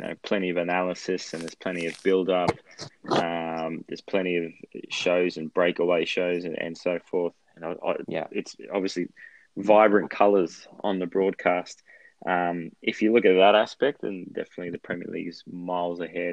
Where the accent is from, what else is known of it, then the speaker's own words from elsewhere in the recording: Australia; as an Australian Lazio fan who doesn't speak Italian